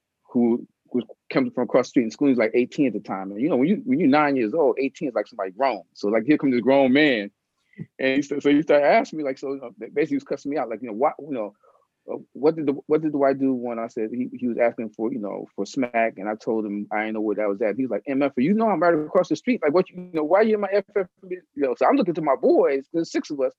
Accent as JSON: {"language": "English", "town": "New York City", "region": "New York", "country": "United States", "tie": "born or raised there", "said": "I'm from the South Bronx and, you know, I grew up there"}